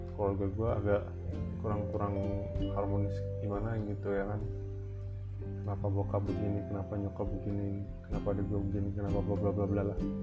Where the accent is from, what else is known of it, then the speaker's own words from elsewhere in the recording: Jakarta, Indonesia; moved away as an adult; also born or lived in Medan; now in Bekasi, Indonesia; gua anak Riok